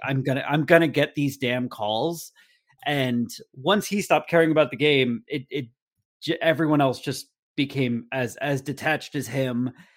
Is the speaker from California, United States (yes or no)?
no; New Jersey, United States; now in San Diego, United States; I was born and raised in New Jersey